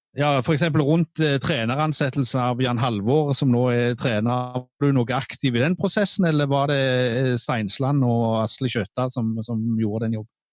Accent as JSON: {"language": "Norwegian", "town": "Ganddal", "region": "Rogaland", "country": "Norway", "said": "Jeg kom jo fra Gandal opprinnelig"}